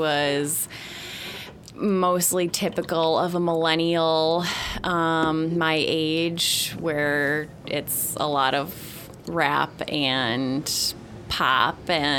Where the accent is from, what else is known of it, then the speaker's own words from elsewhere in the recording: Marcellus, New York, United States; moved away; Upstate New York, in a little rural town called Marcellus. It's right near Syracuse, New York.